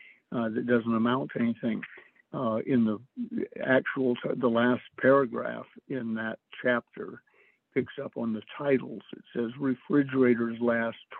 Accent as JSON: {"language": "English", "town": "Atlanta", "region": "Georgia", "country": "United States", "tie": "born or raised there", "said": "I was raised in Atlanta"}